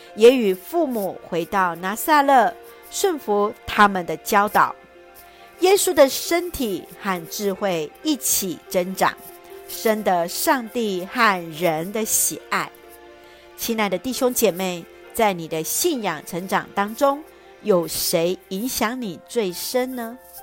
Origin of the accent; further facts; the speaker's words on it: Taiwan; 我们的国家，台湾